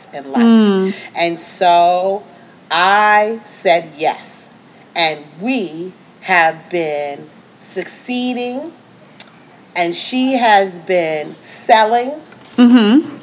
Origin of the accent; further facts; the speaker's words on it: New York, United States; I'm from New York